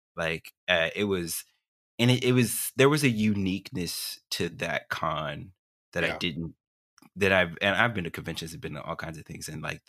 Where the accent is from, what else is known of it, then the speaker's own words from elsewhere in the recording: Texas, United States; Mostly Dallas suburbs.